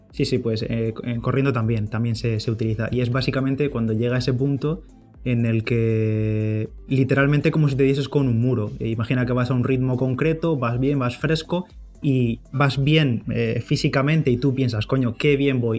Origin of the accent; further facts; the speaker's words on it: Bigastro, Valencian Community, Spain; aquí en mi pueblo, en Bigastro